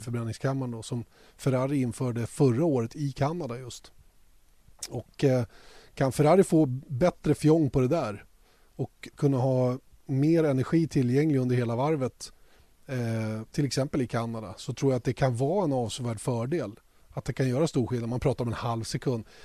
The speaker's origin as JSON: {"language": "Swedish", "country": "Sweden", "said": "Eftersom vi är svenskar"}